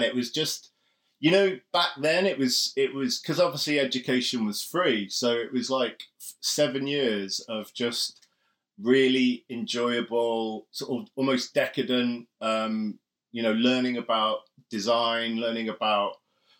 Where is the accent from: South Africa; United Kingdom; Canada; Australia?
United Kingdom; North Wales; now in United States; I grew up in North Wales